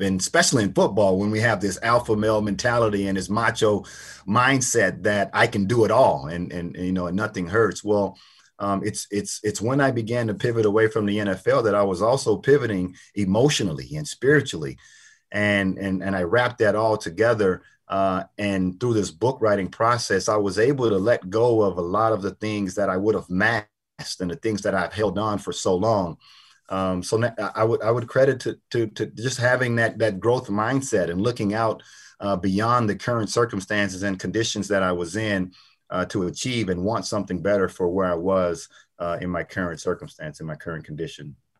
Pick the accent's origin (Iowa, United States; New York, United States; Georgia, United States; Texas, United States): Texas, United States; Port Arthur; I grew up in Port Arthur, Texas